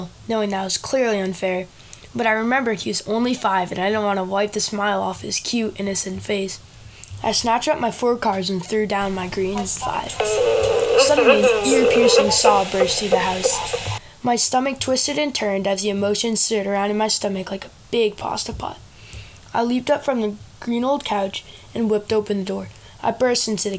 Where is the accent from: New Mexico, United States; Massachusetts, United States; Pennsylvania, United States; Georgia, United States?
Massachusetts, United States; Norwood; also born or lived in Sudbury, Massachusetts; I was born in Norwood, Massachusetts on 6/11/2010